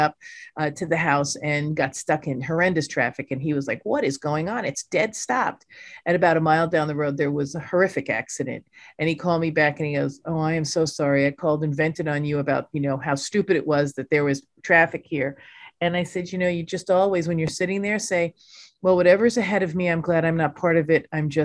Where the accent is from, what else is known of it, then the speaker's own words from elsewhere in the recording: New York, United States; I'm a New Yorker